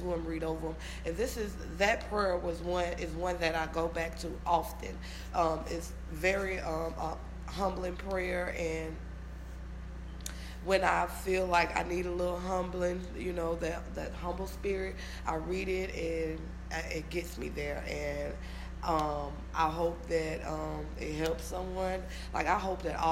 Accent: Louisiana, United States; I'm from Louisiana

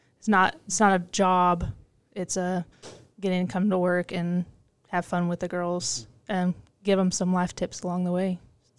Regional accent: Oklahoma, United States; So I grew up in Northeast Oklahoma, and where I grew up is very much a sports town.

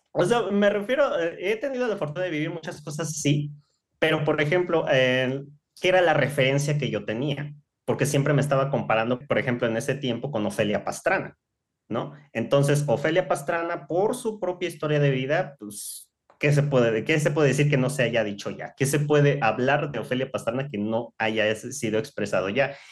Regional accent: Mérida, Yucatán, Mexico; moved away as an adult; now in Mexico City, Mexico; Yo nací aquí en Ciudad de México por cuestiones del trabajo de mi, de mi familia. En ese tiempo, pues tomamos la decisión o ellos toman la decisión de trasladarnos a la ciudad de Mérida, tendría yo apenas unos cuatro o cinco años, o sea, ya estaba yo todavía muy niña. Y básicamente crecí allá

